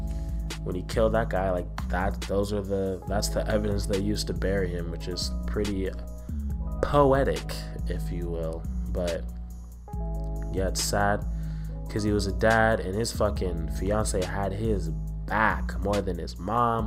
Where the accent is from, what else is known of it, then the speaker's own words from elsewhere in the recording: Southern California, United States; I was born in Southern California